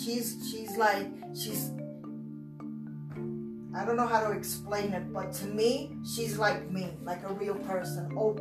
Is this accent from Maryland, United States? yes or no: no; Brooklyn, New York, United States; Oh my God, everything from Brooklyn I love. I love the people, I love everything. I love the stores, I love the fact that we had transportation day and night, whether it was buses or the train, taxis.